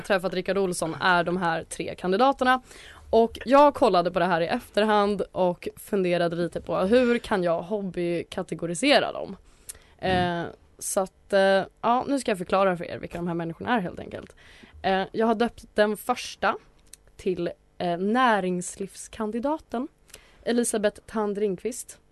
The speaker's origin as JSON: {"language": "Swedish", "town": "Atlingbo", "region": "Gotland", "country": "Sweden", "tie": "born or raised there", "said": "i Atlingbo socken där jag växte upp."}